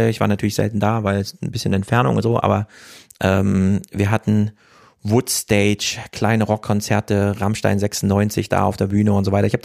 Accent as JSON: {"language": "German", "town": "Jena", "region": "Thuringia", "country": "Germany", "tie": "born or raised there", "said": "ich komme aus Jena. Ich habe so nah an der Kulturarena dran gewohnt"}